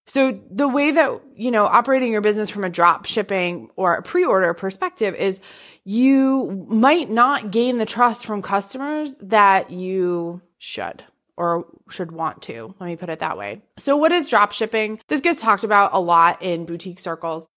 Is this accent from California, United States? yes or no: no; Massachusetts, United States; I'm from Massachusetts